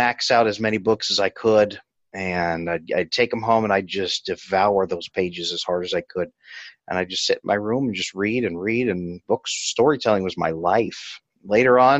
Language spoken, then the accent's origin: English; Central Valley of California, United States; I grew up in the Central Valley of California